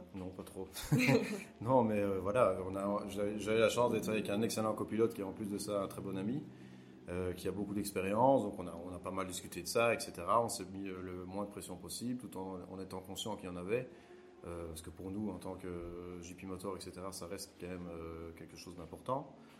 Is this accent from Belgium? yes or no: yes; Belgium; chez nous en Belgique